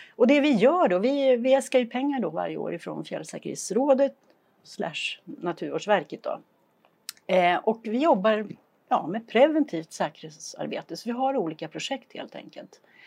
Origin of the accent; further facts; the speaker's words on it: Flen, Södermanland, Sweden; moved away as an adult; also born or lived in Julita / Lindesberg / Örebro County; now in Idre, Sweden; Jag är född och uppvuxen i Flen i Sörmland.